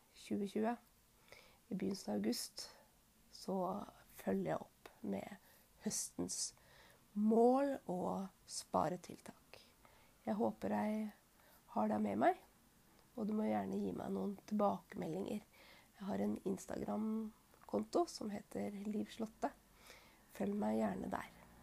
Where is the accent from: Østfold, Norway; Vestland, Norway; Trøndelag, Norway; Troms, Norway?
Østfold, Norway; Fredrikstad; moved away; also born or lived in Alta, Finnmark; flytta jeg hjem til Fredrikstad